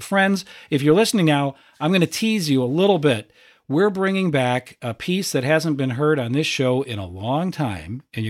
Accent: Rock Island, Illinois, United States; You and I are both local kids. I grew up in Rock Island

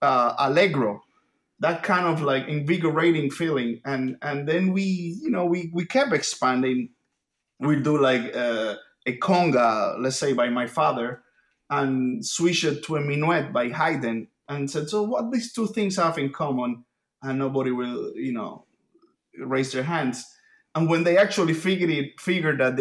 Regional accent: Havana, Cuba; first language Spanish; English is a second language; moved away; my native language, as you can probably hear, is Spanish. I was born in Havana, Cuba

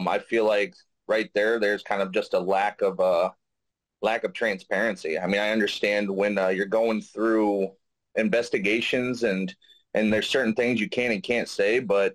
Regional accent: Davenport, Iowa, United States; also born or lived in Jacksonville, North Carolina; we came back to Davenport, Iowa. I've been raised here ever since.

